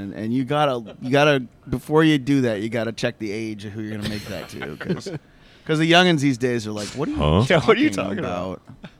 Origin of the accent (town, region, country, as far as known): Iowa, United States; born or raised there; moved away